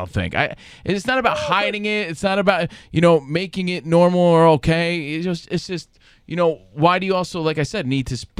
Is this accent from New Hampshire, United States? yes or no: no; New York, United States; also born or lived in Los Angeles, United States; Because I grew up in New York and in L.A.